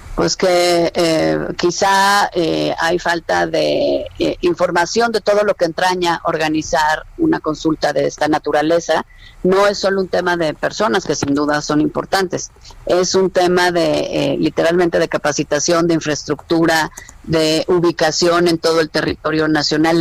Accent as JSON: {"language": "Spanish", "country": "Mexico", "said": "como mexicana"}